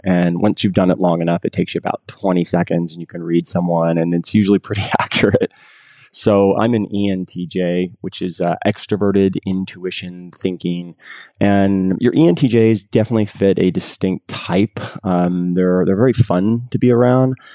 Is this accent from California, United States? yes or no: yes; San Jose, California, United States; I grew up in San Jose for my high school years